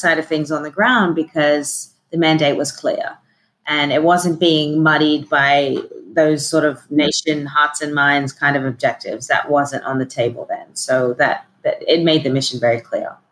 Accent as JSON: {"language": "English", "country": "Australia", "also_born_or_lived": "Sydney", "moved": "yes", "said": "I am originally from Australia"}